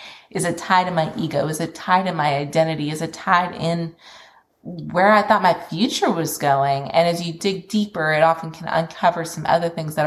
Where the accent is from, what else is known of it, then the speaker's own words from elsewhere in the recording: Kentucky, United States; moved away as an adult; also born or lived in Memphis; I ended up moving back to Kentucky, which is my hometown from where I'd been working in Memphis